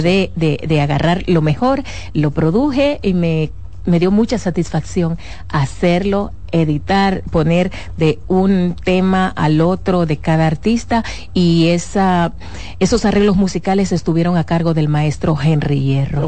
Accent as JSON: {"language": "Spanish", "country": "Dominican Republic", "said": "yo soy dominicana"}